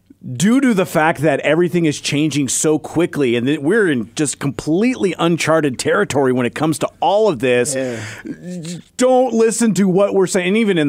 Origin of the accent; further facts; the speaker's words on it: Seattle, Washington, United States; I'm not telling anyone I came from Seattle.